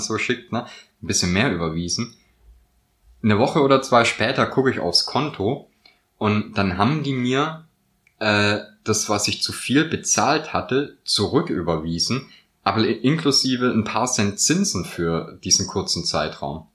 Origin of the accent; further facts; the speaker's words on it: Swabia, Baden-Württemberg, Germany; moved away; also born or lived in Northern Germany; als Schwabe ist mir natürlich auch das Gell in die Wiege gelegt